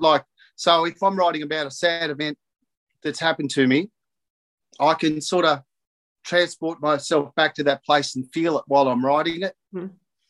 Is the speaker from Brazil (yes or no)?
no; Narrandera, New South Wales, Australia; also born or lived in Cobram, Victoria; my growing up in Narandra and Cobram